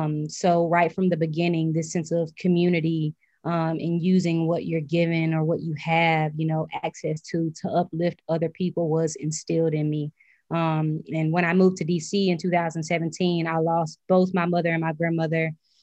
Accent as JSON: {"language": "English", "town": "Pascagoula", "region": "Mississippi", "country": "United States", "tie": "born or raised there", "moved": "as an adult", "lives_now": "Washington, D.C., United States", "said": "my upbringing on the Gold Coast. I was raised primarily by my mother and my grandmother."}